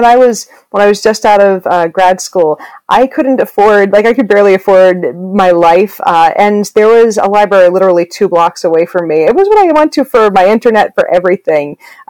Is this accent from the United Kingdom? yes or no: no; Newburyport, Massachusetts, United States; also born or lived in Woburn, Massachusetts / Gloucester, Massachusetts / Boston, Massachusetts; I'm from Massachusetts too.